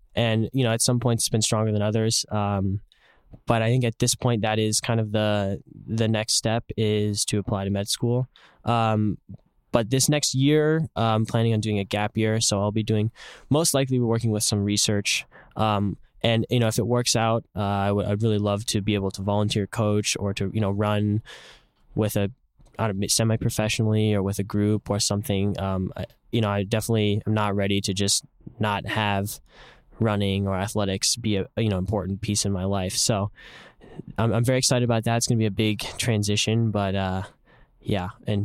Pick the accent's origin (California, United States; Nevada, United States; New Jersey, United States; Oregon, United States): California, United States; San Jose; for me, I think especially growing up in San Jose, it's a place where there's a lot of inequality. It's the heart of Silicon Valley.